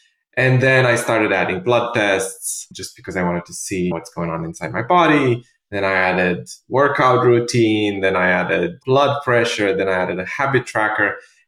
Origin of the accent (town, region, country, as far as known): Romania; English is a second language; moved away as an adult; also born or lived in London; now in New York, United States